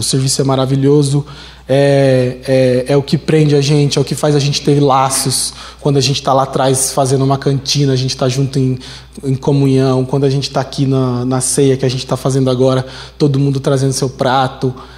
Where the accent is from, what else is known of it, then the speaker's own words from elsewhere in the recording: Osasco, São Paulo, Brazil; a gente vinha de ônibus lá de Osasco